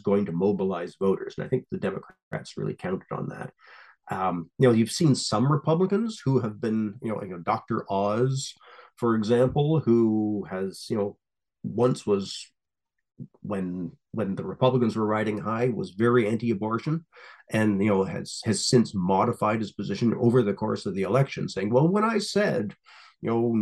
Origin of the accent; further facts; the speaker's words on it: Canada; I'm a Canadian